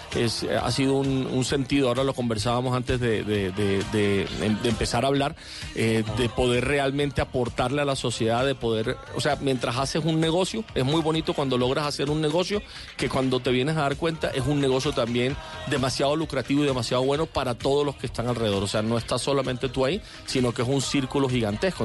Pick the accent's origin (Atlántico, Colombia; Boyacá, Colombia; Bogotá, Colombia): Atlántico, Colombia; Barranquilla; soy barranquillero